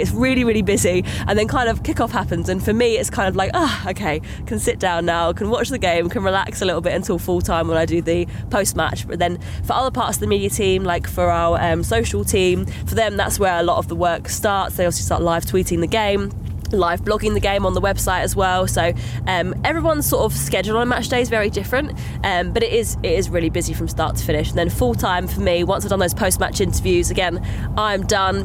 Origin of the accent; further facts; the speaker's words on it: Essex, East of England, United Kingdom; I'm from Essex originally. I'm from the southeast